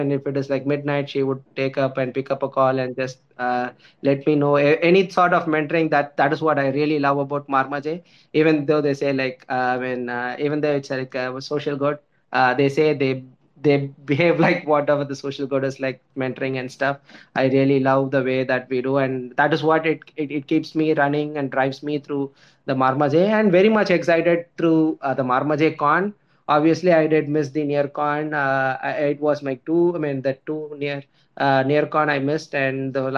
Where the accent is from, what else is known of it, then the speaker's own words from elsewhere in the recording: India; I'm from India.